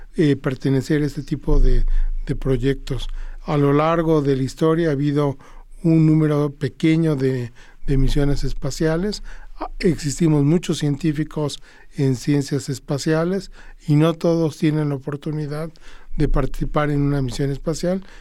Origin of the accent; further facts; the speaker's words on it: Mexico; no solamente soy el único mexicano, soy el único latinoamericano